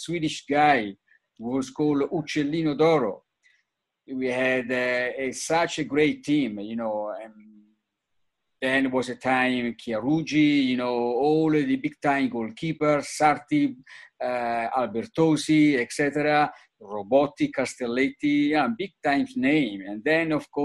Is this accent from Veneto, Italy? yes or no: no; Florence, Tuscany, Italy; English is a second language; moved away as an adult; now in New York, United States; I was born in Florence, grew up in Florence, and I did my medical school in Florence, basically till the mid-30s, early 30s, basically I was in Florence